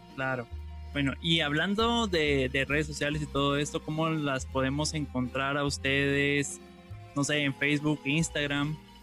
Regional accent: Guatemala; nosotros como guatemaltecos

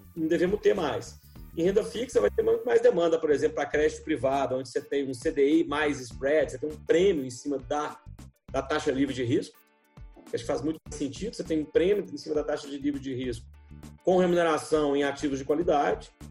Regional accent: Brazil

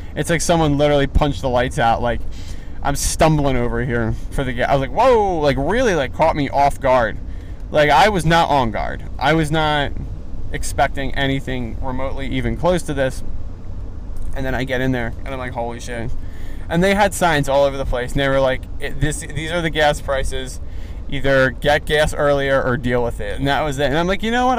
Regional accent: East Coast, United States; now in Los Angeles, United States; I'm from the East Coast

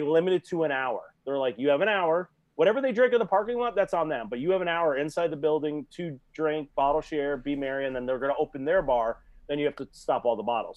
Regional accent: Shelton, Connecticut, United States; I'm from Shelton

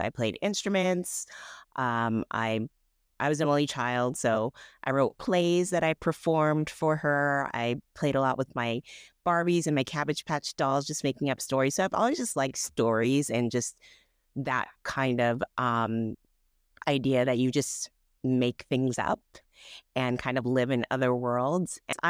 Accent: California, United States; I live in Southern California. I grew up in Northern California, but came down here to go to school and just stayed

